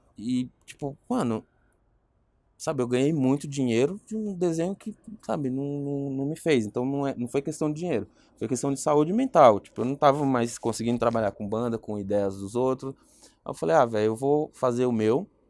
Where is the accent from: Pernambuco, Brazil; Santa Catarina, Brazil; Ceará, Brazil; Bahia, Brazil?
Pernambuco, Brazil; Caruaru; moved away as an adult; now in São Paulo, Brazil; Eu vim para São Paulo, eu sou pernambucano